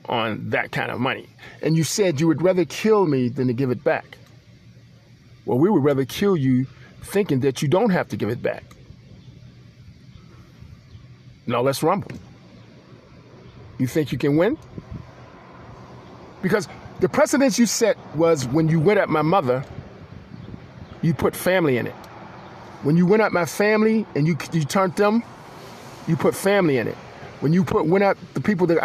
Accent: Pittsburgh, Pennsylvania, United States; also born or lived in Pensacola, Florida; I was born in Pensacola and I was raised in Pittsburgh.

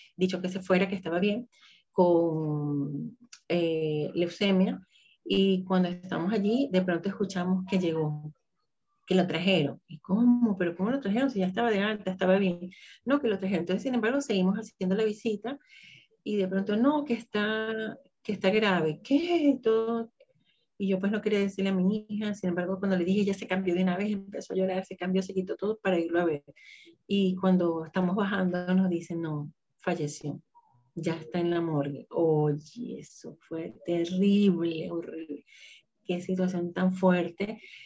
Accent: Venezuela; soy de Venezuela

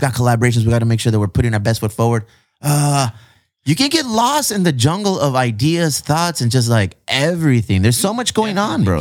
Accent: Chula Vista, California, United States; all of my life, I've been here in Chula Vista

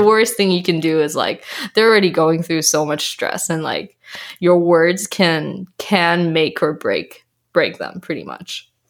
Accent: British Columbia, Canada; also born or lived in Malaysia / Taiwan; I was born in Malaysia. Um, I was bred very briefly in Taiwan, but for most of my adulthood and, I guess, adolescent, I was raised in Canada

